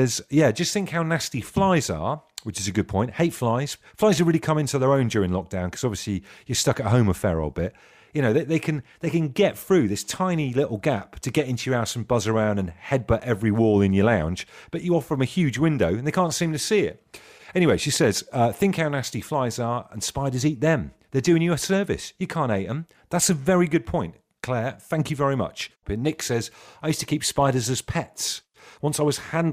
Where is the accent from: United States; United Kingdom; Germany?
United Kingdom; Trowbridge, South West England; when I was growing up in Trowbridge